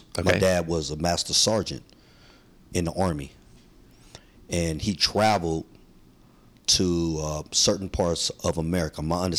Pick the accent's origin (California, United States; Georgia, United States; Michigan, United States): California, United States; San Francisco; I'm born and raised in San Francisco. I'm Filipino. Grew up all my life around this area.